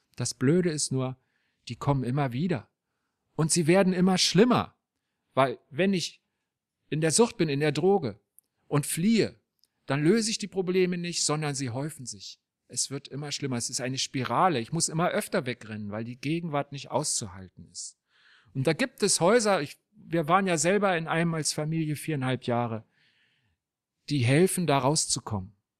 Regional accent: Berlin, Germany; Als ich ein kleiner Junge war in Berlin

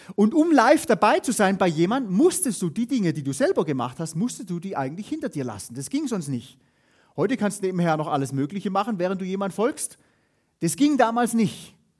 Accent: Hohenlohe, Baden-Württemberg, Germany; wo ich herkomme, aus der Hohenlohe-Ebene.

